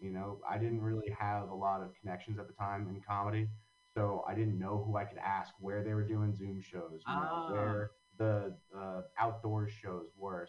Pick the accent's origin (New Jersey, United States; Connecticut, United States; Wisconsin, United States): New Jersey, United States; Long Valley; now in Hoboken, United States; I grew up in Long Valley, New Jersey, which if anyone doesn't know where that is, it's in Morris County, right up against the Pennsylvania border. And I grew up right across from a horse farm. Mm-hmm. So it's pretty rural. I had like a quarter mile long driveway.